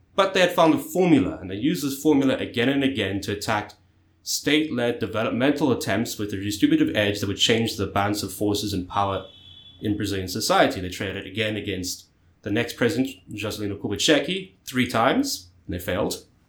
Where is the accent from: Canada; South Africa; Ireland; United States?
South Africa; South Africa, my home country